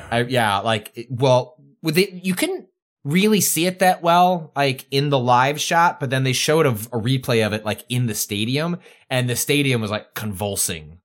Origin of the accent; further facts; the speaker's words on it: Chicago, Illinois, United States; moved away as an adult; also born or lived in San Francisco; we left Chicago